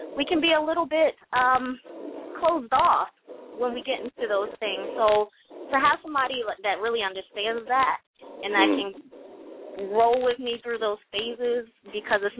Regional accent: Baltimore, Maryland, United States; I'm from Baltimore

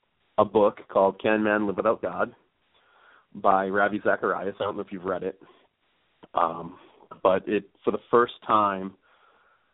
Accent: Plymouth, Massachusetts, United States; accent: Northeast; I was raised in Massachusetts, a town called Plymouth, about 35 minutes south of Boston

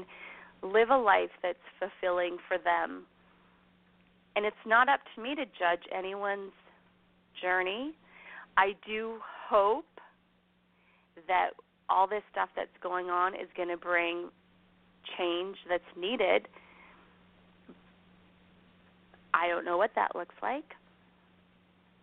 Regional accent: Canada; also born or lived in Alberta; as a Canadian sitting here in Alberta on my pretty little ranch

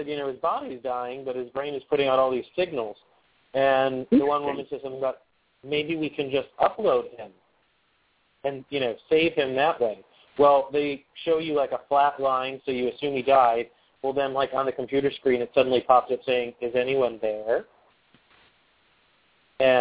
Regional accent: Pennsylvania, United States; I'm from Pennsylvania

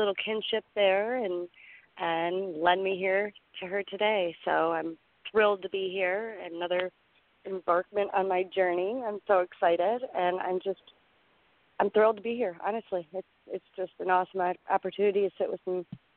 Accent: Detroit, Michigan, United States; I'm from Detroit.

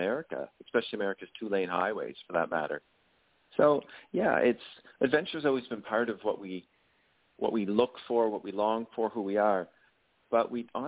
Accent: Kenya; growing up in Kenya, or in Africa in general

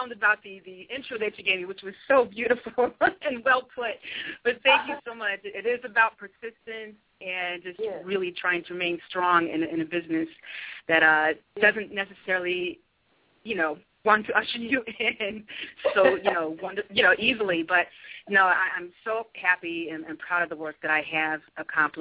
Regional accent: Utica, New York, United States; also born or lived in Westchester County, New York; I grew up in Utica, New York

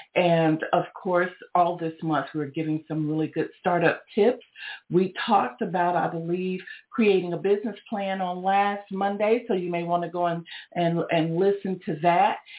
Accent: Georgia, United States; I'm from Georgia

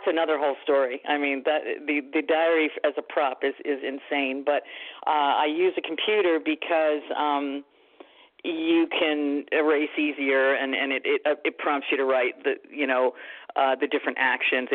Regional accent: New Jersey, United States; moved away; also born or lived in New York City, New York; I am from New Jersey. I was born in New York City. I was living in New Jersey and raised my children in New Jersey

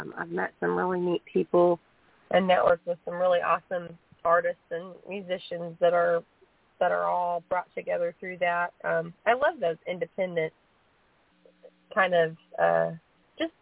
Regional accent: Montgomery County, Indiana, United States; now in Savannah, United States; the name of my hometown paper

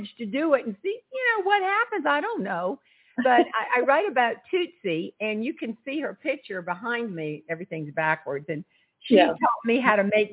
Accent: Charleston, South Carolina, United States; accent: twang; originally I'm from Charleston, South Carolina, and my daddy was a tomato farmer. So I write from the John's Island perspective in the low country, we call it

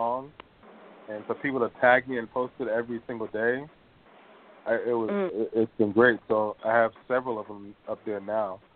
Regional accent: Boston, Massachusetts, United States; now in Los Angeles, United States; I'm from Boston

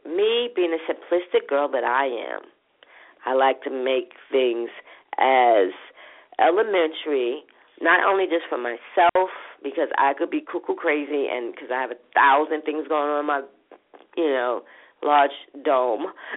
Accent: New York City, New York, United States; from my hood, from from Brooklyn, where I grew up from in Linden Plaza

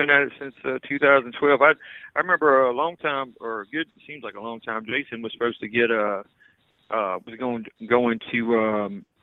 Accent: Louisiana, United States; now in Mississippi, United States; we're originally from Louisiana

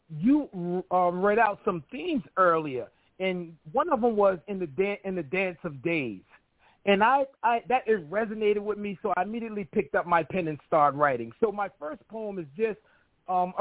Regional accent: New York City, New York, United States; I'm from Brooklyn, New York.

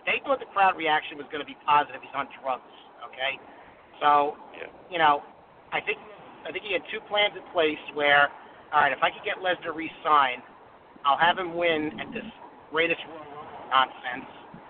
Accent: Farmingdale, New York, United States; It's your good friend … from Farmingdale, Long Island.

